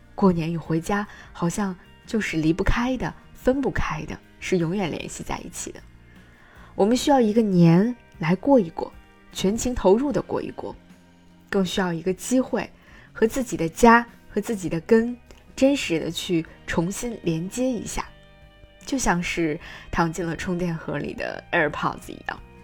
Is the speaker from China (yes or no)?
yes; Hebei, China; moved away; 可能是因为我的家在河北，梁红老师的家在河南，其实离得非常近